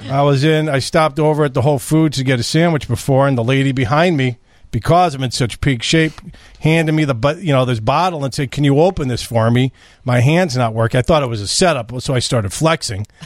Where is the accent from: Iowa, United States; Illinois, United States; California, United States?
Illinois, United States; Chicago; we're from Chicago